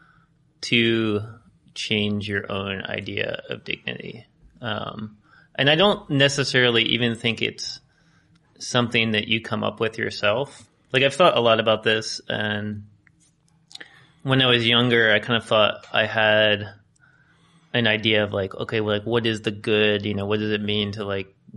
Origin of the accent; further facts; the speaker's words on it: United States; growing up in the United States